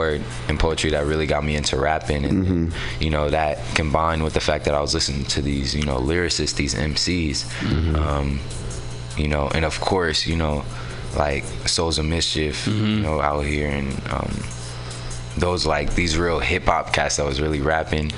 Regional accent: San Francisco, California, United States; also born or lived in Oakland; I'm from San Francisco. I was technically born in Oakland, but I was raised out here in San Francisco. I grew up in the Mo.

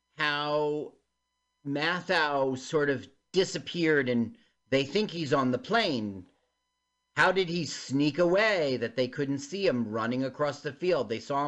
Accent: Uckfield, South East England, United Kingdom; look, it's Beachy Head. I grew up in this neighborhood. And Uckfield.

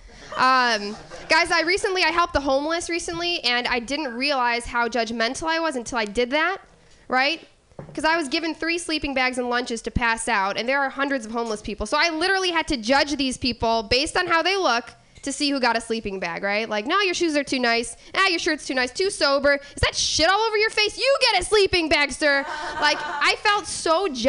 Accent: Midwest, United States; I'm from the Midwest, so I can say like apple and, you know, weird things like that, but not y'all

